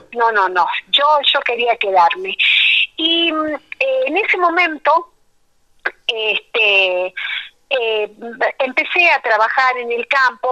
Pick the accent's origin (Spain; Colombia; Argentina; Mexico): Argentina; Jujuy; also born or lived in La Quiaca / Tilcara / Abrapampa; nací en La Quiaca, que es el pueblo que está en el límite con Bolivia. Mamá era de La Quiaca y mi papá de Tilcara, así que mi infancia y mi adolescencia han transitado entre, entre La Quebrada y La Puna